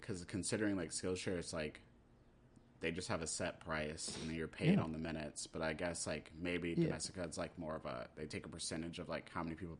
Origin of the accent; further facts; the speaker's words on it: North Dakota, United States; born there; also born or lived in Germany / South Carolina / Texas / Maryland; Basically, I grew up everywhere. I'm a military brat. I grew up, I was born in North Dakota.